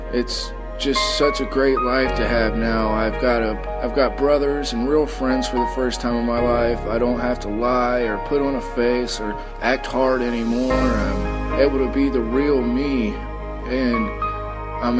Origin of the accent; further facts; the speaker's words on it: South Florida, United States; now in Columbus, United States; I was raised in South Florida, West Palm Beach, Martin County, and Port St. Lucie